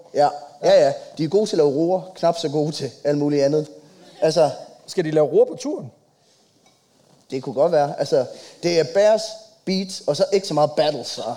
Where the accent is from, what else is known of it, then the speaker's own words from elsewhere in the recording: Copenhagen, Capital Region of Denmark, Denmark; jeg er fra København